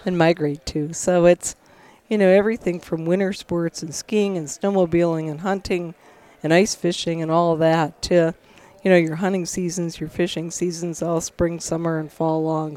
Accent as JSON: {"language": "English", "region": "Michigan", "country": "United States", "tie": "born or raised there", "said": "I'm I'm from Michigan, was raised there"}